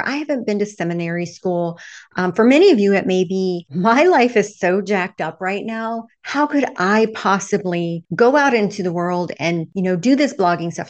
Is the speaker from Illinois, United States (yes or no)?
no; Texas, United States; I grew up Southern Baptist in the Bible Belt of Texas when I was very, very young.